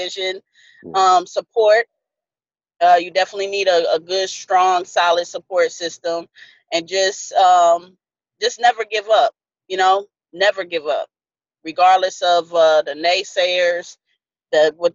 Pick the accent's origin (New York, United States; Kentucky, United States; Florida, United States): New York, United States; upstate; also born or lived in San Antonio, Texas; now in Texas, United States; I was born in San Antonio, but before I even turned one, we moved to upstate New York. So most of my childhood, I was raised, you know, there.